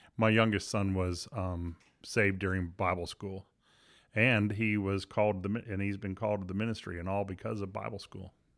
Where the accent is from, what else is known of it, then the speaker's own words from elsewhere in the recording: Miami, Florida, United States; I was raised in Miami